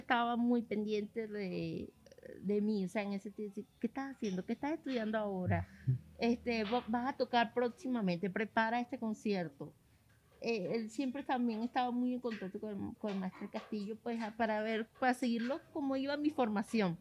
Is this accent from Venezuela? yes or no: yes; Venezuela; moved away; después me fui del país